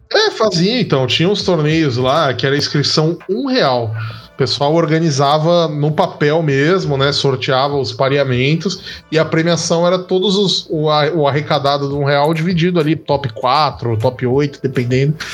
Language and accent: Portuguese; Baixada Santista, São Paulo, Brazil; eu sou da Baixada Santista.